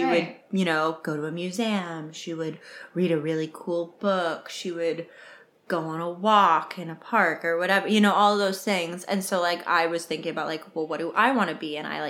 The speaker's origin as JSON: {"language": "English", "region": "Maine", "country": "United States", "said": "I'm from Maine"}